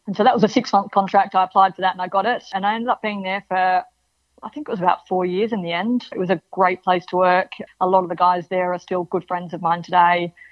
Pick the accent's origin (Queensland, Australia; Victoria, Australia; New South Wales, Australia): Victoria, Australia; Melbourne; My mum's originally from the UK, but yeah, we we grew up in Melbourne